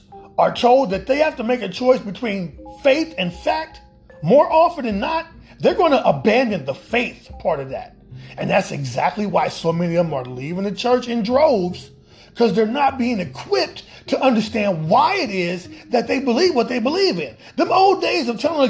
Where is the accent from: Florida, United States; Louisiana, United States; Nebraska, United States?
Nebraska, United States; Omaha; my hometown of Omaha, Nebraska